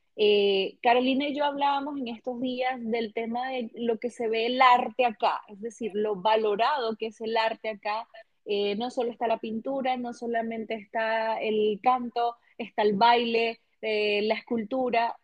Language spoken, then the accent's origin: Spanish; Venezuela; now in France; país de donde yo vengo la comida es sagrada para, para por lo menos Venezuela